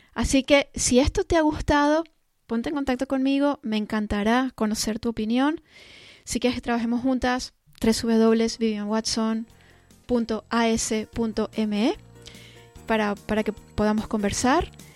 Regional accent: Caracas, Capital District, Venezuela; moved away; also born or lived in London; Yo nací en Caracas, Venezuela, y en aquella época, pues vivíamos en, Caracas

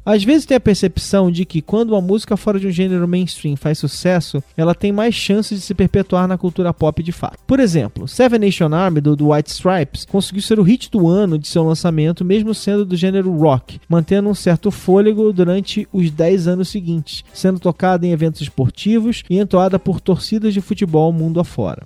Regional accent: Rio de Janeiro, Brazil; now in São Paulo, Brazil; eu sou carioca

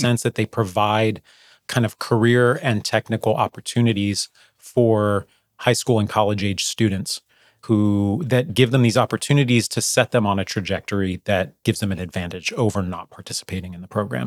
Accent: New Jersey, United States; I grew up in New Jersey

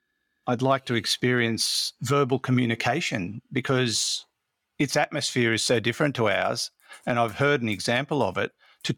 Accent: Australia; I'm actually Australian.

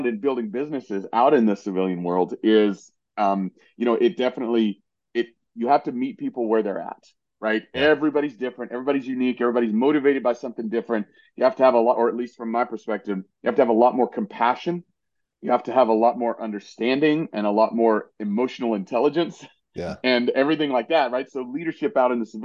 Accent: East Tennessee, United States; I grew up in East Tennessee

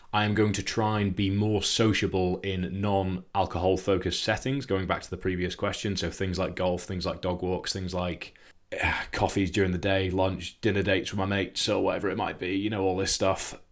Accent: Scotland, United Kingdom; I grew up in Scotland

